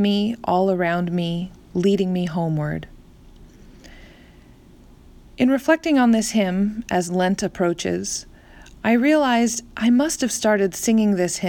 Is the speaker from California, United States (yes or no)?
yes; Central California, United States; also born or lived in northern New Jersey; now in New Jersey, United States; Growing up in Central California